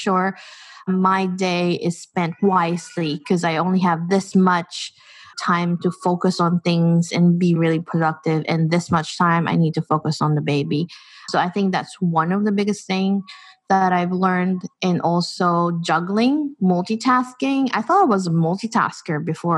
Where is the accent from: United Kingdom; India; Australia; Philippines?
Philippines; moved away as an adult; now in New Zealand; growing up in the Philippines and just being an immigrant in this country